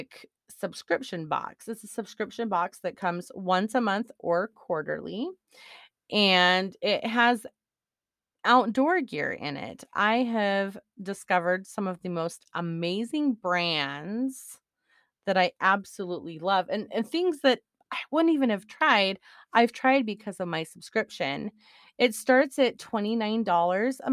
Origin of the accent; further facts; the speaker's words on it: Montana, United States; I pretty much was raised in Montana